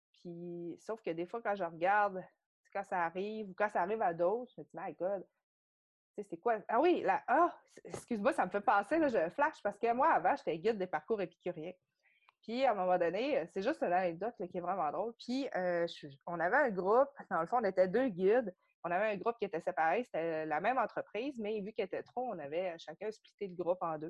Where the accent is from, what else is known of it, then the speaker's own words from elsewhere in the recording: Saguenay, Quebec, Canada; also born or lived in South Korea; je viens du Saguenay.